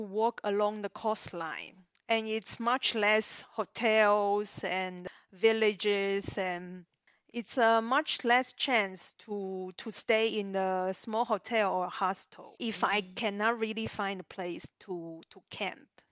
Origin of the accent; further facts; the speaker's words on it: Zhongli, Taoyuan, Taiwan; moved away as an adult; also born or lived in Australia; now in Switzerland; I'm from Taiwan, uh, north of Taiwan, uh, a city called Zhongli.